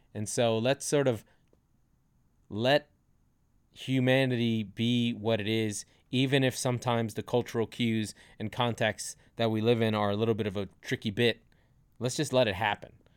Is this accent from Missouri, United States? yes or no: no; New York, United States; I'm a New Yorker